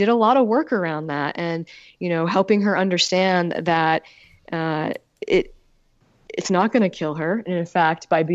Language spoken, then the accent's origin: English; Utah, United States; moved away as an adult; now in Maine, United States; I'm originally from Utah. I grew up in Utah and I went to college in Utah